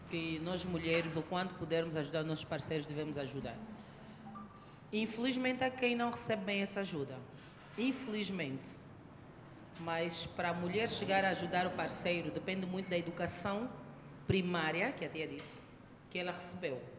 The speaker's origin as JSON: {"language": "Portuguese", "town": "Luanda", "region": "Luanda Province", "country": "Angola", "tie": "born or raised there", "said": "cresci muito tempo no Luanda Sul, viviam no condomínio da Sonangol, casa oposta à casa da minha avó."}